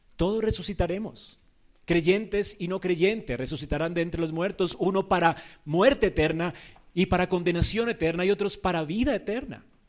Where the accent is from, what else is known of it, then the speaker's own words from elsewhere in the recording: Colombia; Nosotros no somos judíos, somos colombianos, gentiles